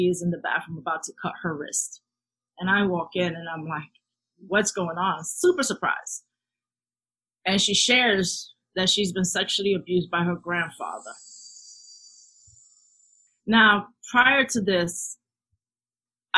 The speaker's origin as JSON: {"language": "English", "town": "New York City", "region": "New York", "country": "United States", "tie": "born or raised there", "moved": "as an adult", "lives_now": "Florida, United States", "said": "growing up in the South Bronx, definitely had a sense of community"}